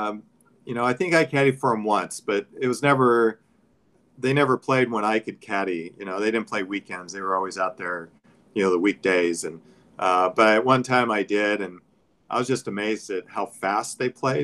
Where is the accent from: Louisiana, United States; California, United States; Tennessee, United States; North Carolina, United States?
California, United States; Oxnard; I grew up in Oxnard and, you know, a small place